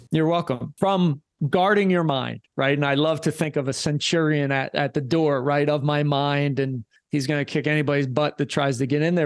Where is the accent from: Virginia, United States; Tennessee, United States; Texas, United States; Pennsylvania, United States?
Pennsylvania, United States; Philadelphia; I'm from Philly